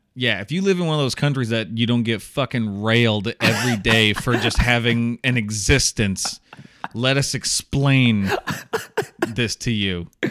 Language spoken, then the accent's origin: English; Iowa, United States; also born or lived in Chicago, Illinois; I was moving back from Chicago to Iowa because uh, where I'm from